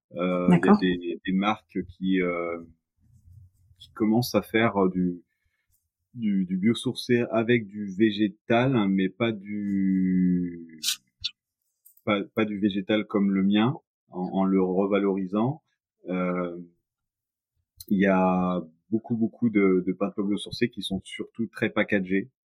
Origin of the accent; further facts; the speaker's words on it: Nantes, Pays de la Loire, France; je suis nantais